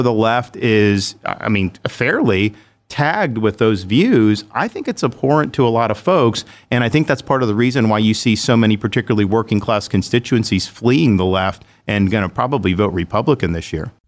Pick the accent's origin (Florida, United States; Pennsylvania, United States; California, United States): Florida, United States; Dunedin; also born or lived in Jacksonville, Florida / Orlando, Florida; I grew up in Dunedin, Florida, which is in Pinellas County, the Tampa, Saint Pete area.